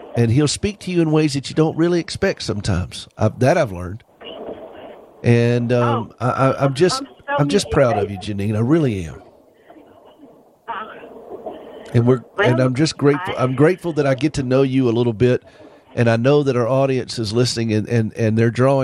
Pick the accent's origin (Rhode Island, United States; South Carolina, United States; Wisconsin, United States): South Carolina, United States; I'm from South Carolina